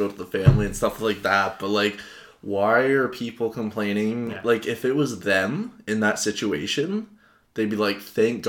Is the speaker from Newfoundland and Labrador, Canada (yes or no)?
no; Brockville, Ontario, Canada